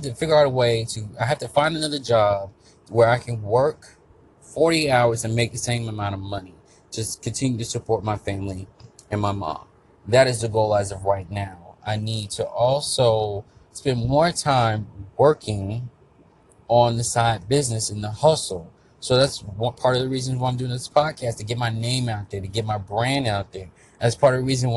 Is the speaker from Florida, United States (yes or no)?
yes; Florida, United States; I'm from Florida